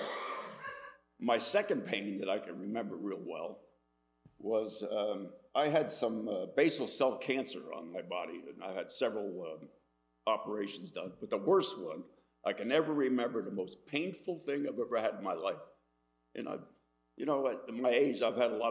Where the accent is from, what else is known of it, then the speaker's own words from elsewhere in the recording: Dunker Church Road, Amwell, New Jersey, United States; I was born here on Dunker Church Road, and my father owned a dairy farm